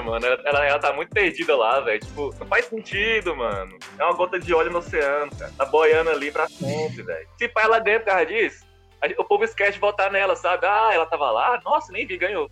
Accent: Luziânia, Goiás, Brazil; eu sou goiano também. Sou do Goiás

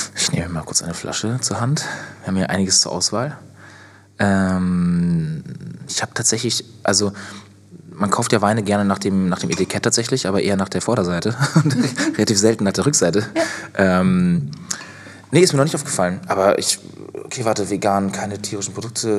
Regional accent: Northern Germany, Germany; moved away as an adult; ich ziehe jetzt ja wieder in Norden in meine Heimat

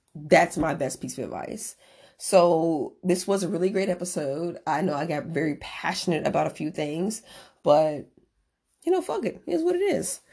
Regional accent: Merrillville, Indiana, United States; moved away as an adult; now in San Diego, United States; I'm originally from Maryville, Indiana

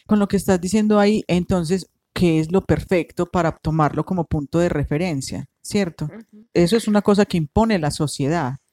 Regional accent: Colombia; Uno como colombiano

